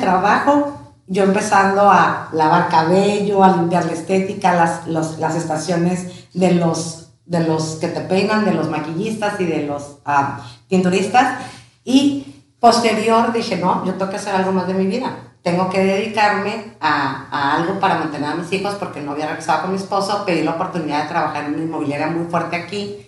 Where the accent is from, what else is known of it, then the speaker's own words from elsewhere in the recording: Tijuana, Baja California, Mexico; also born or lived in León, Guanajuato / Ensenada; somos originarios de León, Guanajuato Llegamos a mi edad de cuatro años este, a Tijuana.